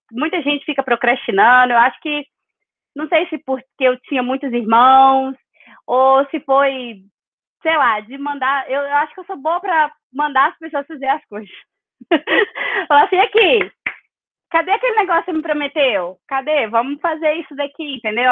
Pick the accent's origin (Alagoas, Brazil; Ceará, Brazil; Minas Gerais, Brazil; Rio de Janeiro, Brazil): Minas Gerais, Brazil; Capelinha; moved away as an adult; also born or lived in São Paulo / Belo Horizonte; eu nasci, em Capelinha, me alfabetizei em São Paulo, porque a minha mãe se mudou para lá com meu padrasto, então eu morei um tempo em São Paulo e voltei para Capelinha, onde eu morei a maior parte do tempo, até ir para BH.